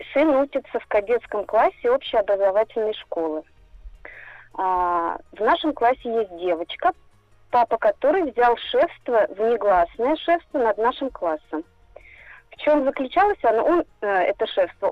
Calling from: Moscow Oblast, Russia; Я звоню из Московской области.

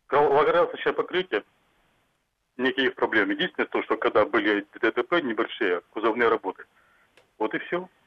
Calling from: Saint Petersburg, Russia; А, добрый день, я из Питера звоню.

